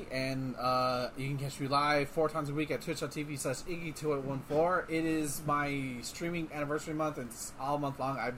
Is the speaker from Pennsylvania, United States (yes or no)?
no; Tennessee, United States; born there; I was born in Tennessee. How dare.